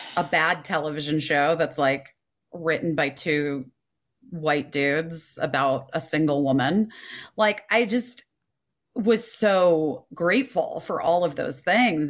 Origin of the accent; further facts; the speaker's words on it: Scottsdale, Arizona, United States; because I grew up in Arizona and Scottsdale